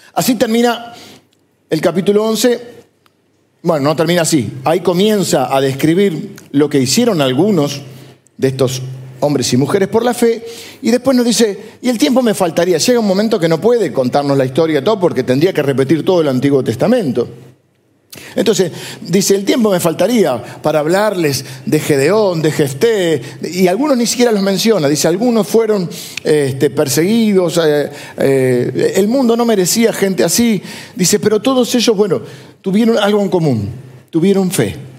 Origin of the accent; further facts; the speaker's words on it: Argentina; somos argentinos, pero antes de que argentinos somos ciudadanos del reino de Dios